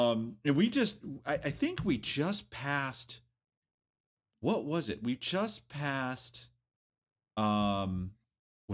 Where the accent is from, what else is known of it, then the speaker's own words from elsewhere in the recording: New England, United States; moved away as an adult; I grew up in New England, but I turned 18. I got the hell out of there.